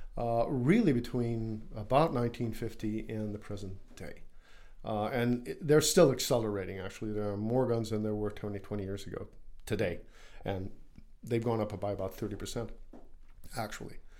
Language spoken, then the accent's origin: English; United States; as an American